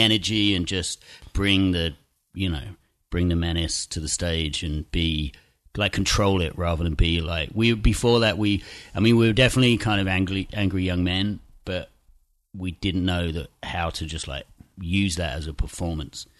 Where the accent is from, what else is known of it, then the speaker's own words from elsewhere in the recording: Chelmsford, East of England, United Kingdom; teenage kids growing up in Essex in this kind of shitty town twenty miles outside of London